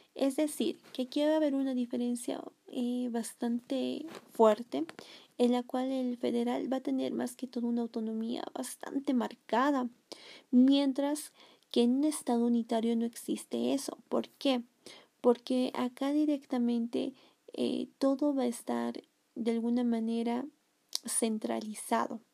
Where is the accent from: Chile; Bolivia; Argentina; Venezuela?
Bolivia; nosotros los bolivianos